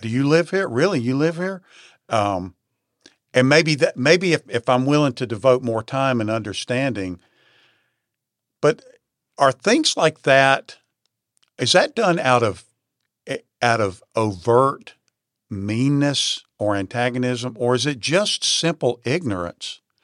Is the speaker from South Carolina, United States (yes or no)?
yes; Lancaster, South Carolina, United States; I grew up in Lancaster, South Carolina in the sixties and early seventies